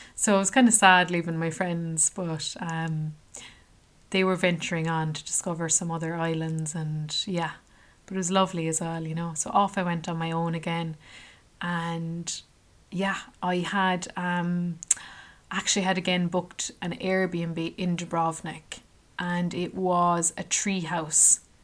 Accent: Ireland; I was from Ireland

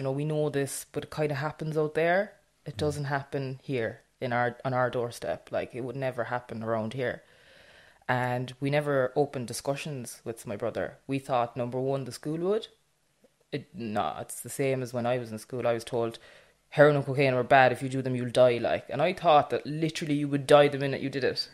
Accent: Millstreet, Munster, Ireland; I'm from Mill Street, so it's North Cork, small rural town. Everybody knows everybody

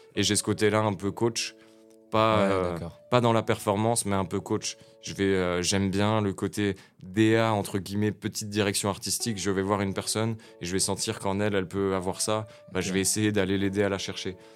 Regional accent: Nancy, Grand Est, France; Je suis né à Nancy en 1994. J'ai grandi à Nancy, Malzéville, Champignol, Nancy

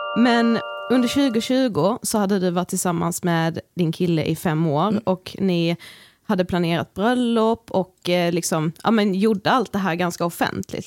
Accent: Karlshamn, Blekinge, Sweden; vi kommer från Karlshamn

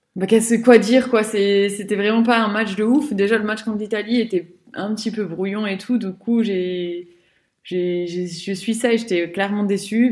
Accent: France; nous, en tant que Français

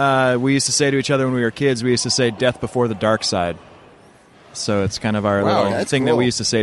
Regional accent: Utah, United States; I'm from Utah.

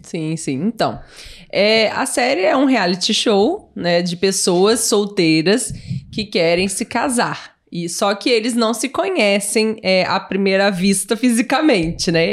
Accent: Barra Mansa, Rio de Janeiro, Brazil; born or raised there

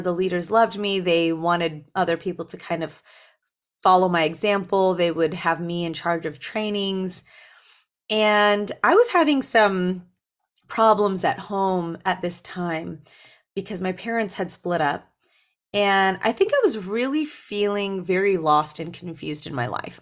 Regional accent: Berrien Springs, Michigan, United States; moved away; I was born in Berrien Springs, Michigan

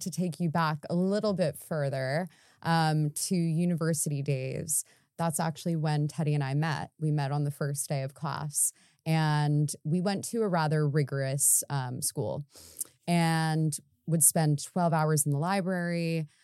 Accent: United States; moved away as an adult; now in London, United Kingdom; coming over here as an American

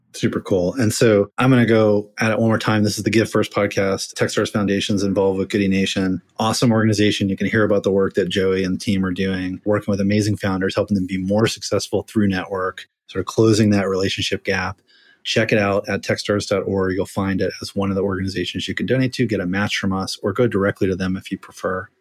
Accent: Florida, United States; I'm from Florida, which is almost in the South

